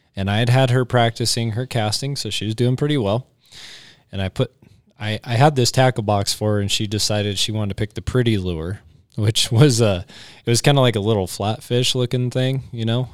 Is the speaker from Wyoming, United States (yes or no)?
yes; Cheyenne, Wyoming, United States; me growing up in Cheyenne